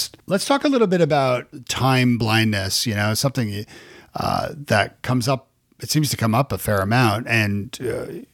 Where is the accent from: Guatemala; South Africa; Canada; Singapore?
Canada; moved away as an adult; now in United States; I'm from Canada originally, and so moving to the States 16 years ago